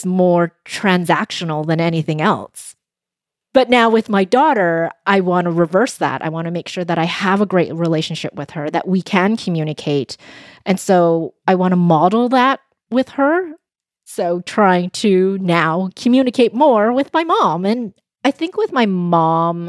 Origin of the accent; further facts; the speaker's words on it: Vancouver, British Columbia, Canada; first language Cantonese; was born in Vancouver, in Canada, to a mom from Hong Kong and my dad from China. When I was young, I was in Vancouver's Chinatown.